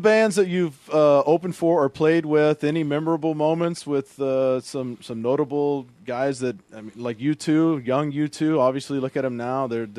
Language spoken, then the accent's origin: English; Houston, Texas, United States; now in Northwest, United States; growing up in Houston